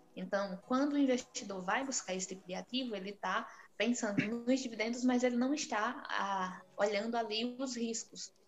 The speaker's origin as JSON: {"language": "Portuguese", "country": "Brazil", "said": "nós, como brasileiros"}